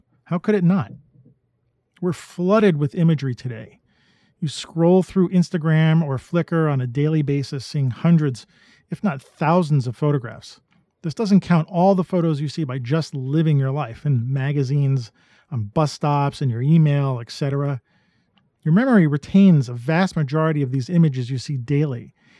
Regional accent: New York City, New York, United States; I was born and raised in New York City. I grew up amongst the skyscraper valleys, the grimy streets, and the rushing crowds.

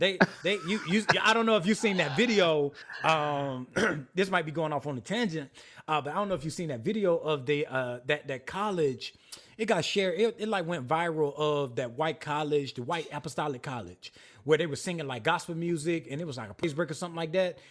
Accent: South Carolina, United States; I was raised apostolic in South Carolina

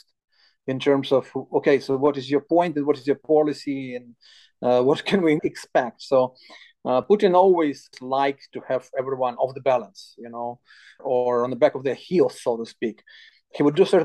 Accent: Odesa, Odesa Oblast, Ukraine; my hometown of Odessa

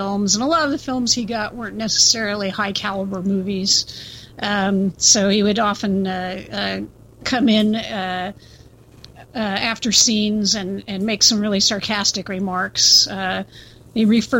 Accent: Central Coast, California, United States; I was spending a lot of time in the Central Coast region of California, and I used to get the LA channels

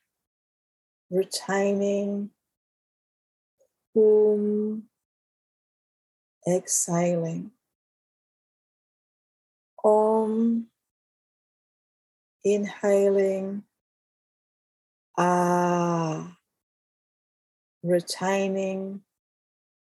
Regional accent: Australia; I'm Australian

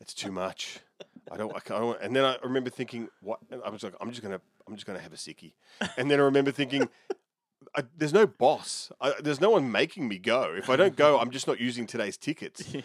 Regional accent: Melbourne, Victoria, Australia; When I was a kid growing up in Oakley

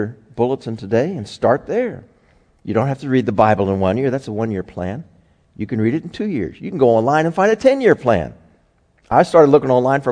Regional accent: United States; as an American

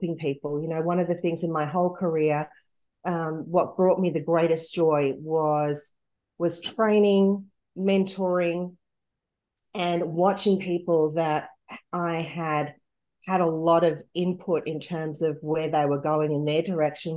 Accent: Victoria, Australia; moved away as an adult; now in Dallas, United States

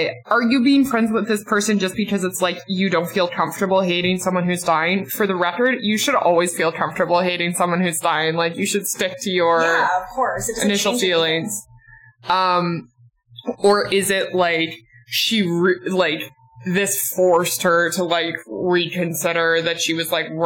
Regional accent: Western Newfoundland, Newfoundland and Labrador, Canada; I am from Western Newfoundland

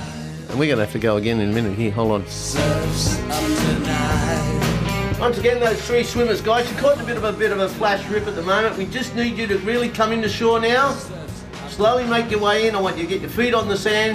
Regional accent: Newcastle, New South Wales, Australia; I was brought up near Dixon Park Beach

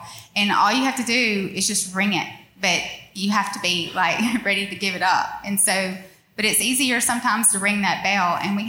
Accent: Union Parish, Louisiana, United States; moved away as an adult; also born or lived in North Monroe, Louisiana; now in Monroe, United States; I'm from Union Parish. And we made it to North Monroe when our children went to school.

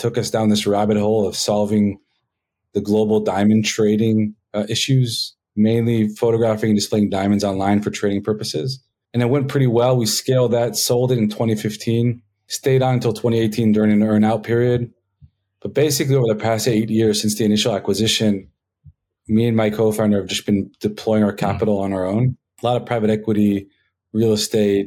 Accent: Israel; also born or lived in Los Angeles, United States; So I was born in the States, in LA, and when I was 9 years old, my parents decided to pack us up and take us on a trip around the world. Our first stop was Israel, and I've been stuck there ever since

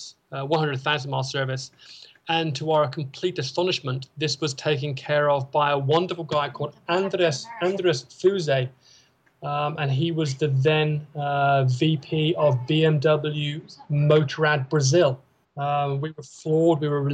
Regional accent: United Kingdom; moved away; we're British

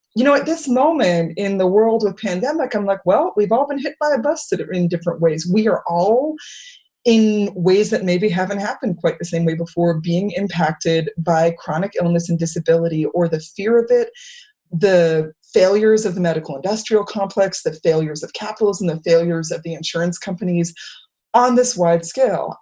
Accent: Worcester, Massachusetts, United States; I'm from Worcester, Massachusetts

